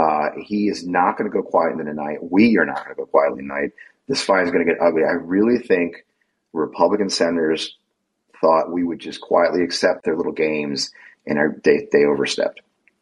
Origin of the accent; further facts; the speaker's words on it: St. Louis, Missouri, United States; moved away as an adult; Since shortly after I moved back to my hometown of St. Louis